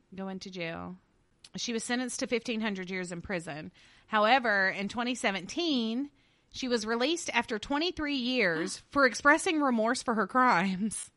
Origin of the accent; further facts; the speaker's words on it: Louisiana, United States; I'm from Louisiana, so you are gonna get Louisiana pronunciation